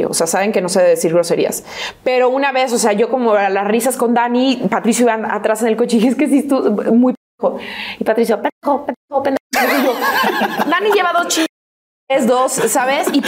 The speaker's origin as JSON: {"language": "Spanish", "town": "Guadalajara", "region": "Jalisco", "country": "Mexico", "tie": "born there", "said": "nací en Guadalajara, pero no estoy registrada en Guadalajara. O sea, mi acta de nacimiento dice La Piedad"}